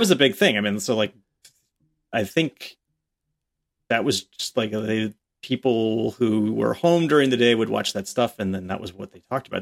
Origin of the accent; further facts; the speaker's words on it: the New York area, United States; growing up in the New York area